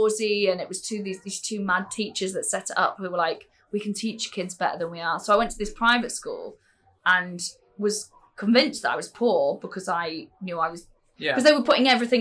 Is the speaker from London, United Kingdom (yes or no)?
no; Anglesey, North Wales, United Kingdom; also born or lived in England; I was born in England, but I was only there for eight months when my parents moved to North Wales, the island at the top, Anglesey